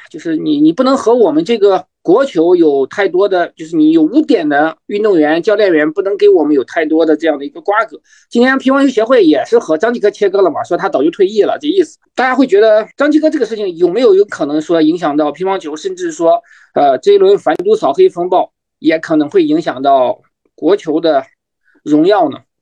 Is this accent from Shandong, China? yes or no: yes; Shandong, China; 我们山东人普遍，咱因为我们三个嘉宾两个山东人啊，因为我们山东人都可能是向张继科学习